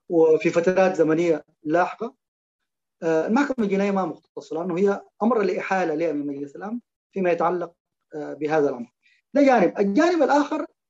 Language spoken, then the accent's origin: Arabic; Sudan; احنا كسودانيين